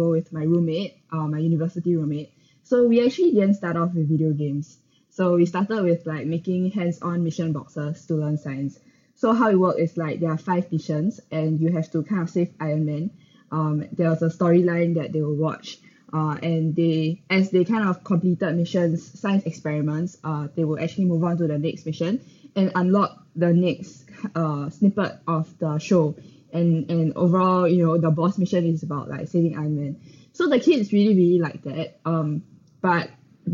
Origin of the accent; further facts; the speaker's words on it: Singapore; I'm from Singapore